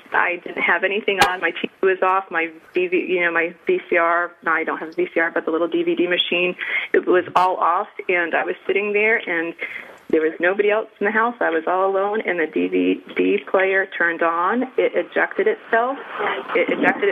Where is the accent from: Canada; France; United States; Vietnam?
United States; Rhode Island; I grew up in Rhode Island